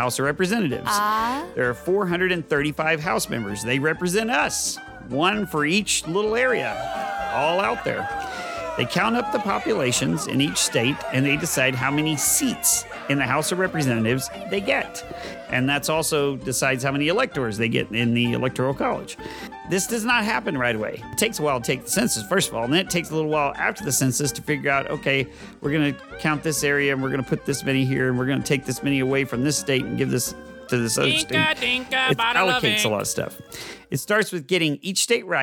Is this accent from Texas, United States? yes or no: yes; Texas, United States; From the great state of Texas